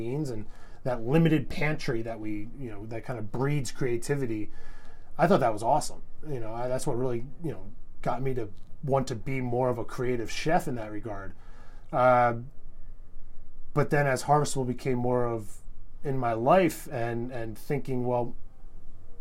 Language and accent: English; Philadelphia, Pennsylvania, United States; moved away as an adult; also born or lived in New York City; now in Fargo, United States; growing up in Philadelphia